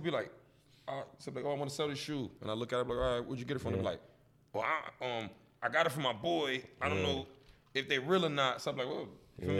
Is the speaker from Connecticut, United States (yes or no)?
yes; Bridgeport, Connecticut, United States; So I'm from Bridgeport. Yeah. Like, I was born and raised in Bridgeport.